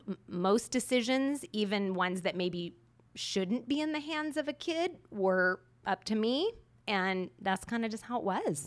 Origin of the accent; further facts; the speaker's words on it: Southern California, United States; moved away as an adult; I was born in a little town in Southern California where once you grew up, your goal was to leave.